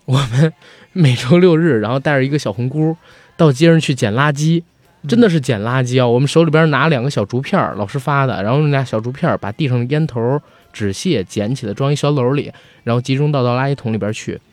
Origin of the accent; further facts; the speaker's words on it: Beijing, China; 我觉得奥运会是我这一代的在北京生活的孩子心里边一个巨大的情节